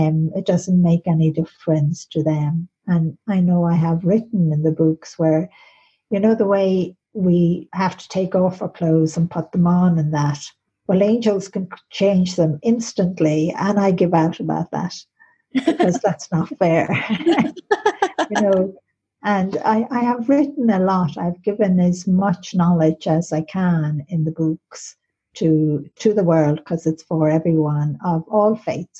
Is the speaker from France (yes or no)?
no; Ireland; being in the college in Maynooth in Ireland, because I'm Irish